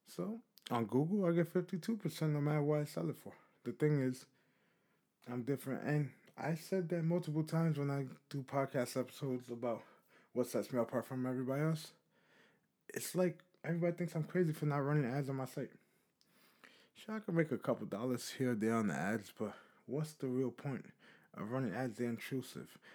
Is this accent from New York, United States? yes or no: yes; New York City, New York, United States; I'm from New York City